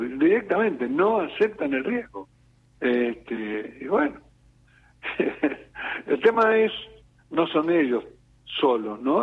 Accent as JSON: {"language": "Spanish", "country": "Argentina", "said": "en mi país"}